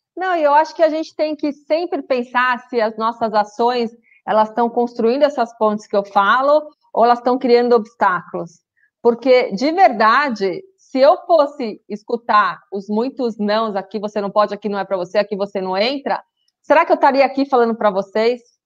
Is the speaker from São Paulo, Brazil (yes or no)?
yes; São Paulo, Brazil; Meu é coisa de paulista, né? Mas eu já usei, já me entrega que eu sou paulista